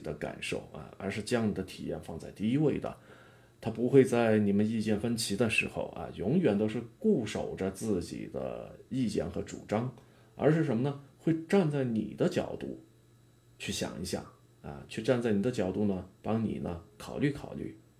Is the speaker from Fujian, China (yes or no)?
no; Yunnan, China; 用咱们云南话说的